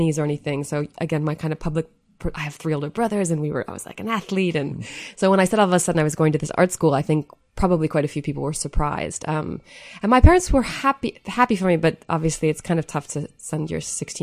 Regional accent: Marquette, Michigan, United States; I'm from a very small town in the very northernmost part of the U.S., which is called Marquette, Michigan. So it's the Upper Peninsula of Michigan

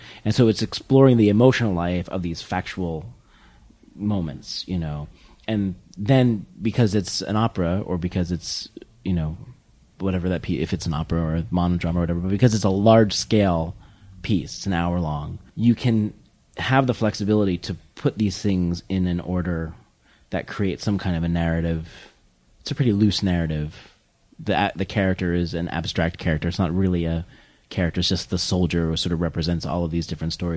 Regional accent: Warren County, New Jersey, United States; I'm from New Jersey

